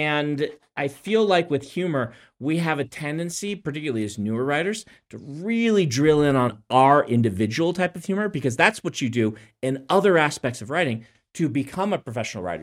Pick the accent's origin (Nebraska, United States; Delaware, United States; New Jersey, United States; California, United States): Nebraska, United States; moved away